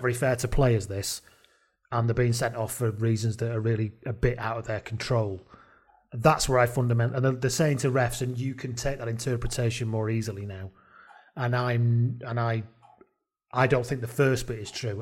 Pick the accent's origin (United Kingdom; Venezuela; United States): United Kingdom; Welsh, Wales; as a Welsh person